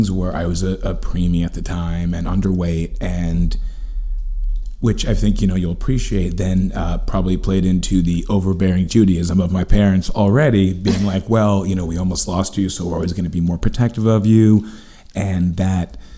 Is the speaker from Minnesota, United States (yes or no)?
no; New York City, New York, United States; also born or lived in Los Angeles; Manhattan, born and raised.